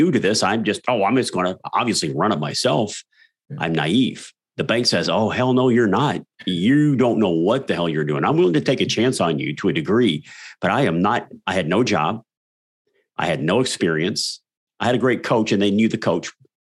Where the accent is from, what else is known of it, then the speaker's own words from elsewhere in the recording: South Texas, United States; that was my life growing up in South Texas.